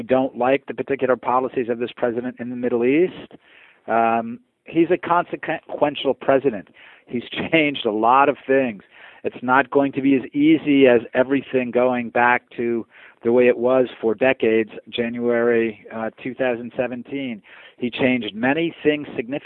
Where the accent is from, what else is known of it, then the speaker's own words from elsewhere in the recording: Puerto Rico; now in United States; I was born in Puerto Rico, actually.